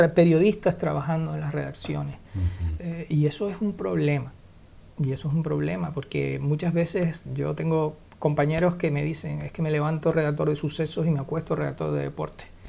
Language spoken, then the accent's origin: Spanish; Canary Islands, Spain; yo soy canario en Canarias vivimos